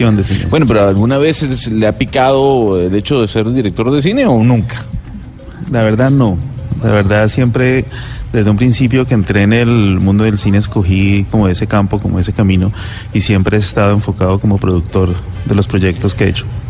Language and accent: Spanish; Cali, Valle del Cauca, Colombia; eso que está impregnado en el ADN de nosotros como caleños